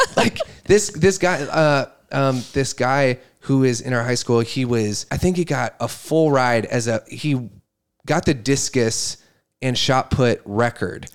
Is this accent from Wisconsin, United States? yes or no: yes; Brodhead, Wisconsin, United States; I was born in Wisconsin, Broadhead, Wisconsin.